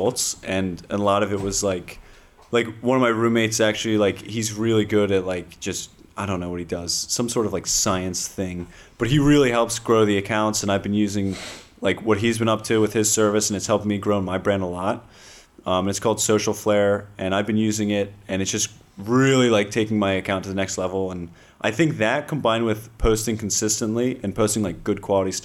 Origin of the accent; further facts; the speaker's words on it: Garden Valley, United States; a lot of people from my hometown